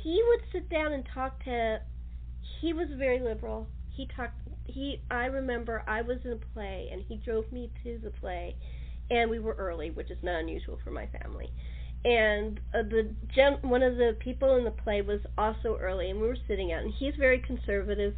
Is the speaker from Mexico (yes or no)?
no; United States; I'm an American